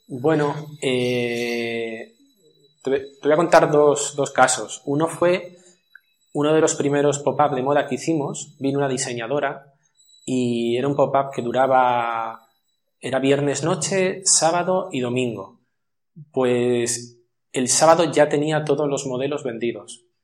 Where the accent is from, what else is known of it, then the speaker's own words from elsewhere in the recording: Madrid, Community of Madrid, Spain; moved away as an adult; now in Almería, Spain; yo soy de Madrid, aunque llevo aquí felizmente 14 años ya